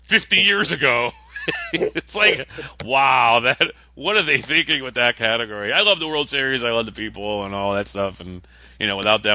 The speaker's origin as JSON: {"language": "English", "region": "Florida", "country": "United States"}